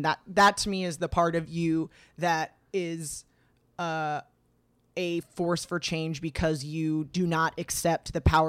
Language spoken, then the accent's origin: English; California, United States; I grew up in the Valley.